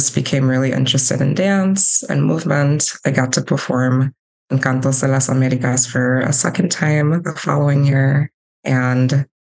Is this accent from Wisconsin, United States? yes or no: yes; Milwaukee, Wisconsin, United States; I grew up in Milwaukee